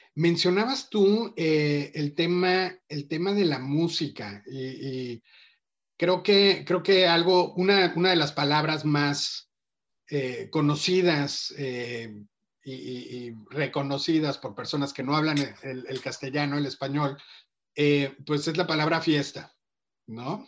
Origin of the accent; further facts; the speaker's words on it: Mexico; cómo somos los mexicanos